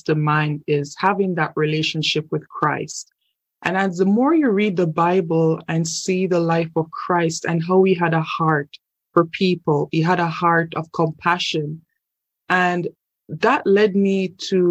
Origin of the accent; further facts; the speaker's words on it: Jamaica; moved away as an adult; now in Canada; I'm originally from Jamaica, and I moved to Canada in 2012.